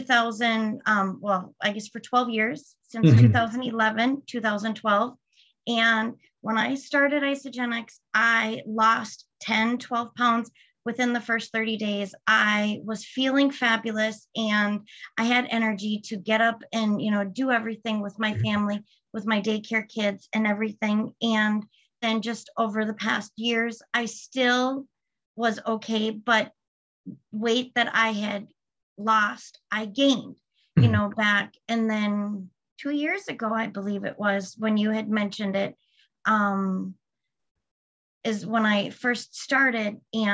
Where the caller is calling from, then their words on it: Sartell, Minnesota, United States; I am calling from Sartell, Minnesota.